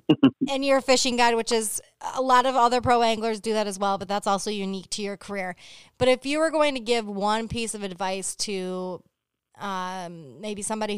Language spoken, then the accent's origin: English; Hell, Michigan, United States; But, I grew up in Hell, Michigan, but I'm just saying.